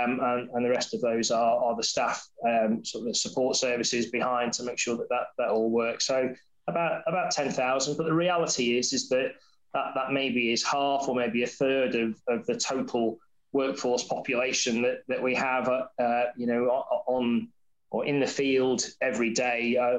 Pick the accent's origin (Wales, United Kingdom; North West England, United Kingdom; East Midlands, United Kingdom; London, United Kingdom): North West England, United Kingdom; Wirral; accent: semi-Scouse; sort of semi-Scouse accent that I've had, but then I've lived in the south for a long time. But I grew up on the Wirral, and went to school and everything there.